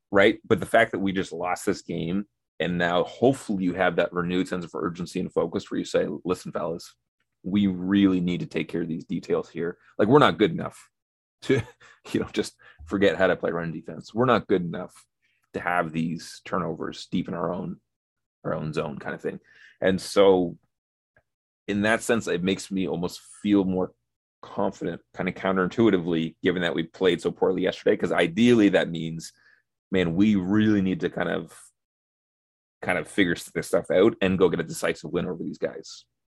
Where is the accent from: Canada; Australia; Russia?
Canada; Sam and I are, we're Canadian